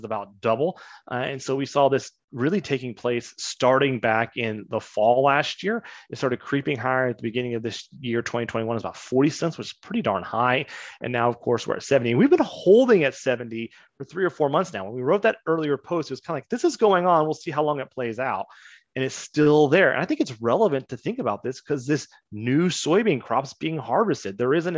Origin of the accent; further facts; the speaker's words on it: Kansas, United States; I grew up in Kansas